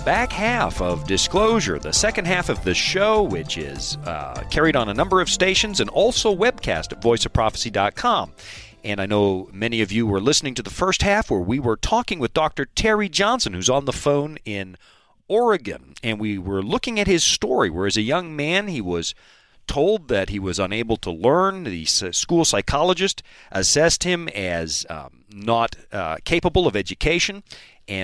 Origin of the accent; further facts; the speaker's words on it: Canada; Hockey. I'm a Canadian, and so now my attention is riveted, especially on the story.